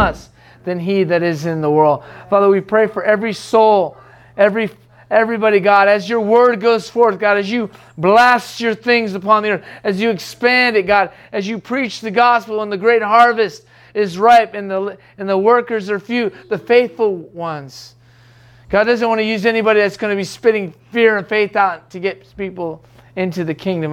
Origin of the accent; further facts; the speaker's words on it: United States; I'm an American still